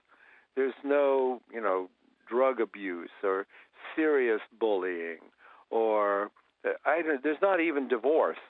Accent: Columbus, Ohio, United States; I grew up in Columbus, Ohio.

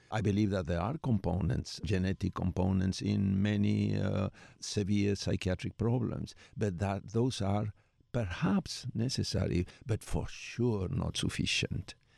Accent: Buenos Aires, Argentina; moved away as an adult; now in United States; I was born in Buenos Aires, Argentina, where I did all my training and as a psychiatrist and as a psychoanalyst and as a family therapist in part

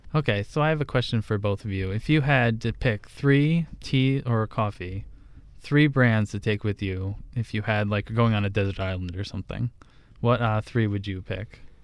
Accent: New Jersey, United States; I grew up in New Jersey, an Italian family

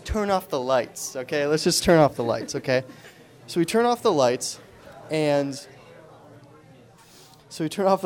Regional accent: Angola, New York, United States; moved away; also born or lived in Buffalo; I'm originally from Buffalo, so I grew up there

